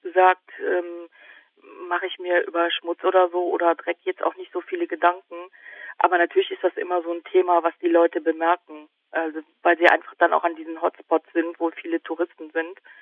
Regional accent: area between Cologne and Aachen, North Rhine-Westphalia, Germany; accent: Rhineland Singsang, CH/SCH merger; Ich komme ähm, aus, ähm, aus der Gegend zwischen Köln und Aachen und äh, mein phonetisches Problem ist ja irgendwie offensichtlich, weil ich diesen Singsang und ja, genau. diese, ja, die CH- und SCH-Problematik habe.

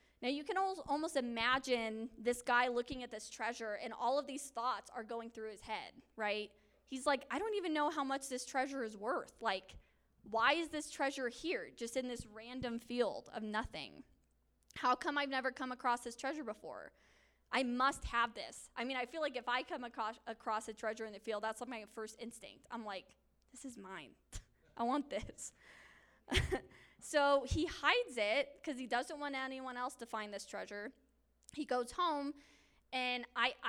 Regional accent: Colorado Springs, Colorado, United States; I was born and raised in Colorado Springs, so I'm a Colorado native

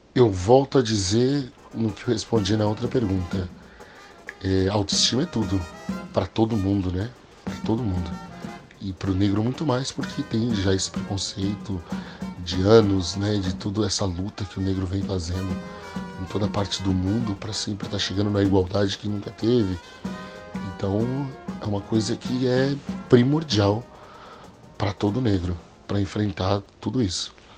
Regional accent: New York, United States; moved away as an adult; also born or lived in São Paulo, Brazil; now in Orlando, United States; eu fui criado meio a meio, né? Mais em Nova York, né? Que nós saímos de São Paulo. Fomos morar em Nova York.

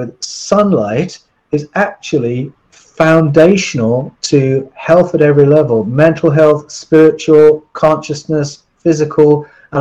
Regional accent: England, United Kingdom; I grew up in England

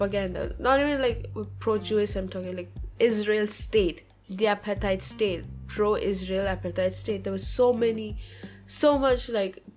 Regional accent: India; I'm from India, and I'm an Orthodox Christian

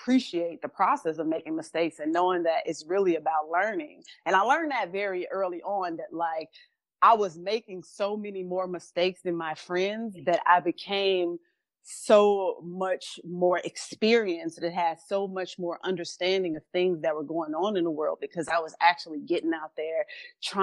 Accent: Chicago, Illinois, United States; We grew up in Chicago in poverty.

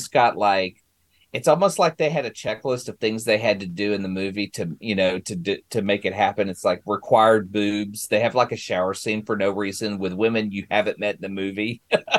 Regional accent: Garland, Texas, United States; born or raised there

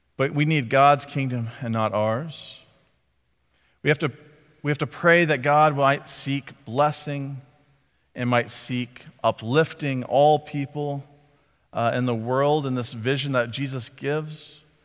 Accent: Texas, United States; I was from Texas

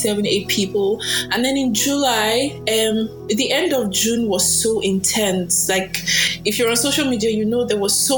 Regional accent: Edo, Nigeria; Edo, yes. I'm from Edo State.

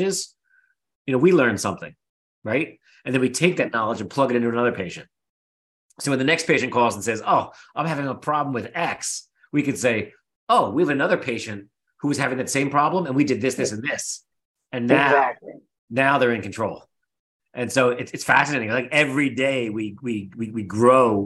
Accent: Philadelphia, Pennsylvania, United States; We're both from Philly

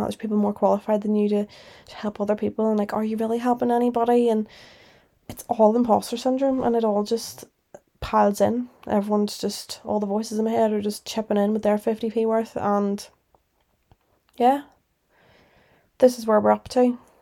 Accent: Northern Ireland, United Kingdom; moved away as an adult; also born or lived in Liverpool; I'm from Northern Ireland. Obviously, you'd know that 'cause my accent

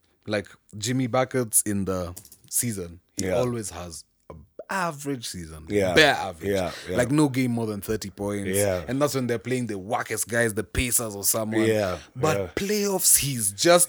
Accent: Kenya

